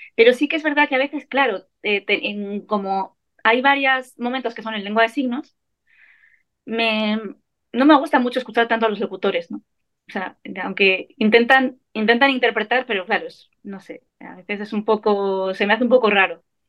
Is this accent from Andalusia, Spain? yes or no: no; Navarre, Spain; soy Navarra